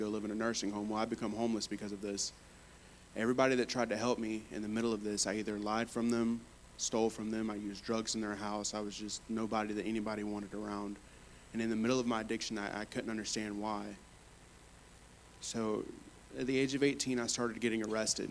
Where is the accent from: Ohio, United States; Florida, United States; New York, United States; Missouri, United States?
Florida, United States; Fort Meade; I grew up in Fort Meade, Florida.